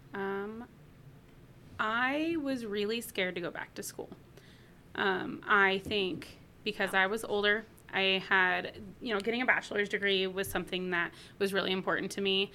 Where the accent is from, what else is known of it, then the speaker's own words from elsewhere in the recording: Chico, California, United States; moved away; I'm from Northern California, from a town called Chico